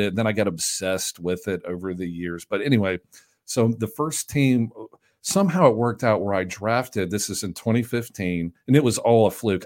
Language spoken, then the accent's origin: English; Jackson, Tennessee, United States; I'm from Jackson, Tennessee, which is a small town in between Nashville and Memphis